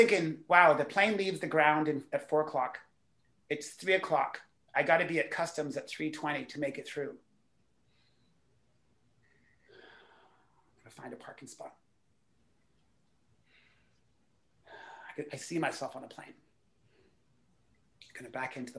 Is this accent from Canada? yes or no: yes; Canada; as a Canadian speaker